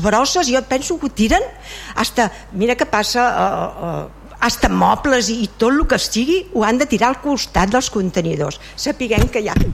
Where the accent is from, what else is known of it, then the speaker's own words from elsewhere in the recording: Vilassar de Mar, Catalonia, Spain; sóc de Vilassà, vaig néixer a Vilassà